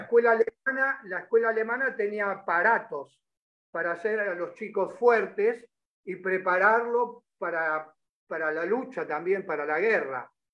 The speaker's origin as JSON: {"language": "Spanish", "town": "Caseros", "region": "Buenos Aires Province", "country": "Argentina", "tie": "born or raised there", "said": "Yo, yo me crié en Caseros."}